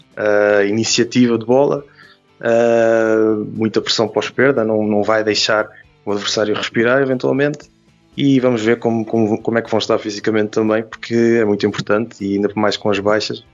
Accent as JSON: {"language": "Portuguese", "country": "Portugal", "said": "enquanto português"}